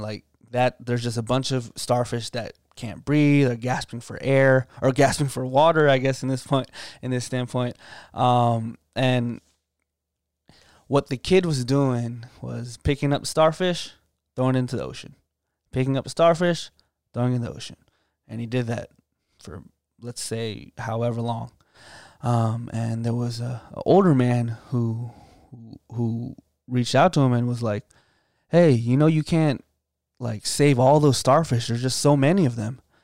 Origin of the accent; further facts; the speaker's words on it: Loudoun County, Northern Virginia, United States; moved away as an adult; now in Virginia Beach, United States; I'm coming from Northern Virginia, uh, from Loudoun County area, uh, pretty affluent, um, environment